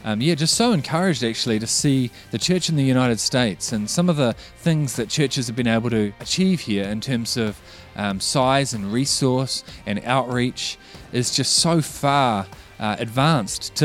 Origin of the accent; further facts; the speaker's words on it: Auckland, New Zealand; I grew up in Auckland